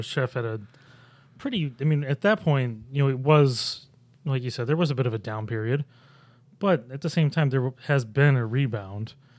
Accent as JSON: {"language": "English", "town": "Buffalo", "region": "New York", "country": "United States", "tie": "born or raised there", "lives_now": "Rochester, United States", "said": "I grew up in Buffalo. I've lived in Rochester for, God, almost fourteen years now"}